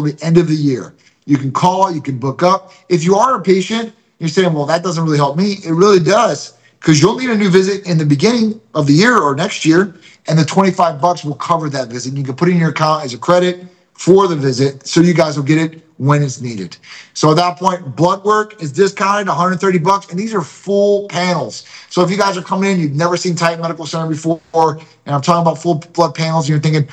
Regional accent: Chicago, Illinois, United States; now in St. Petersburg, United States; I'm a Greek from Chicago

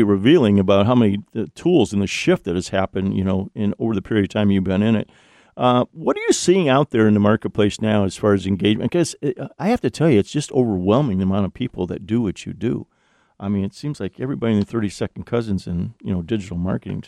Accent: Ohio, United States; moved away; my home state, Ohio

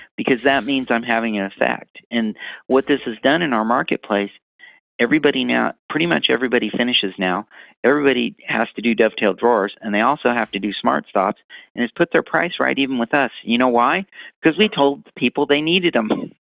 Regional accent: Missouri, United States; I'm from Missouri

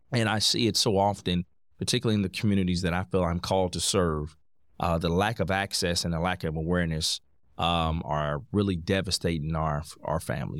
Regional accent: Indianapolis, Indiana, United States; I'm born and raised in Indianapolis, Indiana

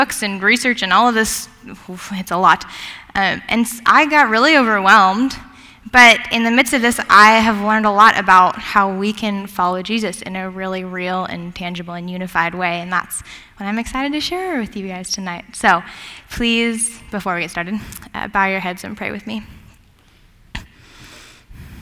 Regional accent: Gig Harbor, Washington, United States; moved away as an adult; also born or lived in Bible Belt; I grew up in Gig Harbor, Washington

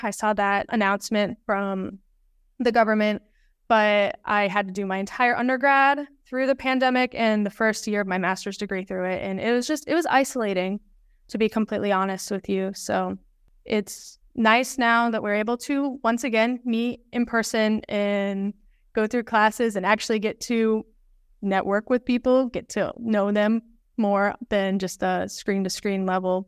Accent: Des Moines, Iowa, United States; I grew up in Des Moines

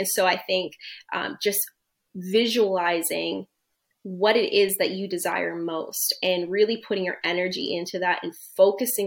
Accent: East Coast, Canada; moved away as an adult; now in Toronto, Canada; I'm from the East Coast originally. I'm now located in Toronto, but I'm originally from the East Coast.

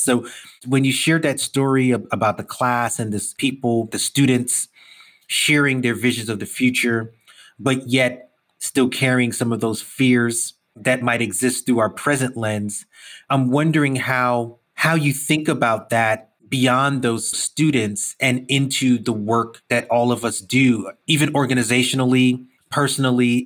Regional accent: New York City, New York, United States; I'm a Brooklyn kid. I grew up in New York all my life.

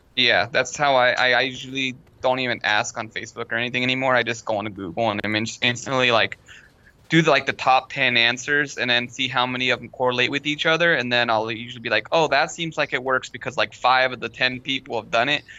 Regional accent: Long Beach, California, United States; moved away; I'm from originally from Long Beach

